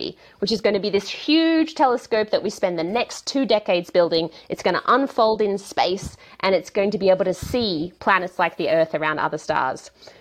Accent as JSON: {"language": "English", "country": "Australia", "tie": "born or raised there", "moved": "as an adult", "lives_now": "California, United States", "said": "I grew up in a really little town in the countryside of Australia"}